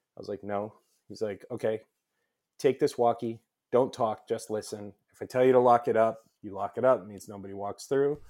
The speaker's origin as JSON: {"language": "English", "town": "Los Angeles", "region": "California", "country": "United States", "tie": "born or raised there", "said": "I grew up in Los Angeles."}